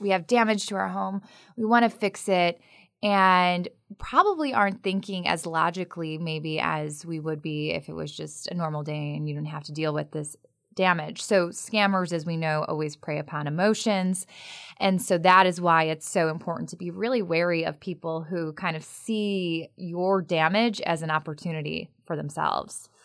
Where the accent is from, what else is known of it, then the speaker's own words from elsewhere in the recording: Chicago, Illinois, United States; now in North Carolina, United States; I'm from the Midwest. We are, do not live in the city of Oaks in, uh, the Chicagoland area